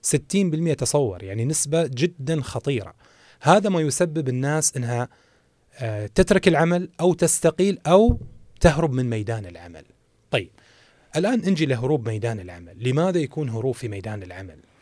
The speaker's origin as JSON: {"language": "Arabic", "country": "Saudi Arabia", "said": "الموجود عندنا في المملكة العربية السعودية"}